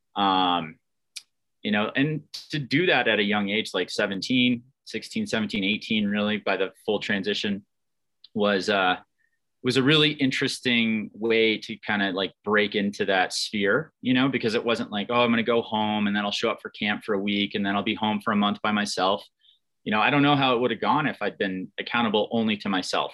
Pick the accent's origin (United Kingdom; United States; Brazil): United States; Lake Placid, New York; I grew up in the Adirondack Mountains in, eh, around the Olympic region of Lake Placid, New York